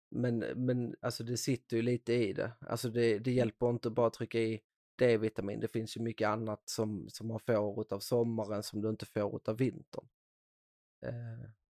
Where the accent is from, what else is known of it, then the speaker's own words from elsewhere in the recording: Skåne, Sweden; accent: Scanian; Idag är jag faktiskt väldigt stolt skåning så jag försöker inte bryta bort min dialekt